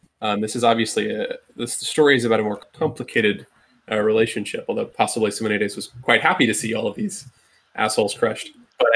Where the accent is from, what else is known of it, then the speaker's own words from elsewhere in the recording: Ireland; the mountains where I grew up in Ireland